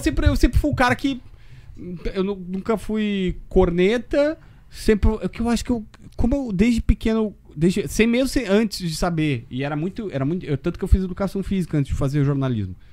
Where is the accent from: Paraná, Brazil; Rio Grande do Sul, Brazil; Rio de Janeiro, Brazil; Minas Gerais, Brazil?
Rio Grande do Sul, Brazil; Capivari do Sul; also born or lived in Osório; Eu, eu sou de Osório porque ninguém nasce em Capivaria. Minha cidade é tão pequena que não tem hospital, não tem nada.